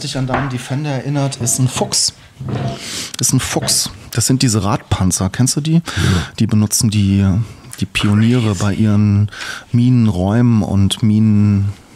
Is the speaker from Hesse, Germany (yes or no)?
yes; East Hesse, Germany; also born or lived in Darmstadt; geboren bin ich in Darmstadt. Mhm in Heine sozusagen. Dann bin ich in Osthessen aufgewachsen. In der Nähe zu, zwischen Fulda, Schlüchtern, mein Kinzigkreis